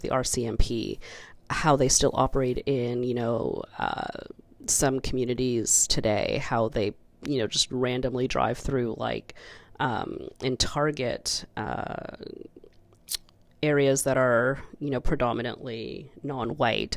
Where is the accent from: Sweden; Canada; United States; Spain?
Canada; as a child growing up in the Canadian school system